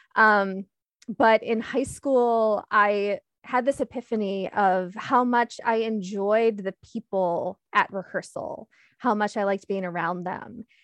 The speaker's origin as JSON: {"language": "English", "town": "Michigan City", "region": "Indiana", "country": "United States", "tie": "born or raised there", "also_born_or_lived": "Sterling, Illinois / Pittsburgh, Pennsylvania / Detroit, Michigan", "moved": "as an adult", "lives_now": "Milwaukee, United States", "said": "seventh grade, we moved to what I consider my hometown, Michigan City, Indiana"}